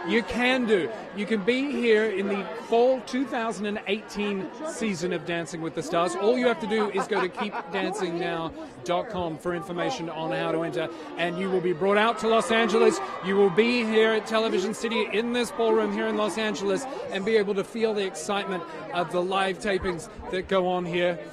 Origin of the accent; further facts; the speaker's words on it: Australia; accent: Australian; That's my Australian accent.